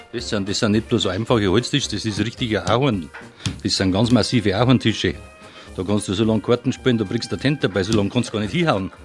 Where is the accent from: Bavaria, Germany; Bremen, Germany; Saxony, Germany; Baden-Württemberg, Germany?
Bavaria, Germany; Bavarian Forest, Germany; bei uns im Bayerischen Wald